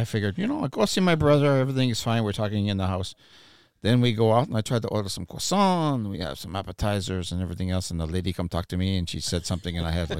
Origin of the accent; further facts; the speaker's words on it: near Saint-Pierre-Miquelon, Newfoundland and Labrador, Canada; moved away; growing up where I was, 4 kilometers from Saint-Pierre-Miquelon, where they spoke Parisian French.